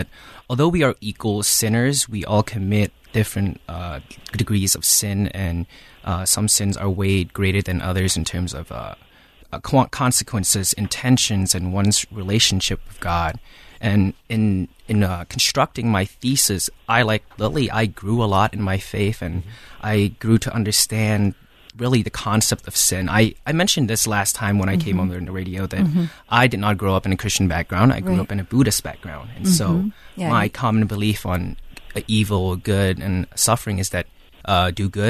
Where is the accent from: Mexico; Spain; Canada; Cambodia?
Cambodia; I am from Cambodia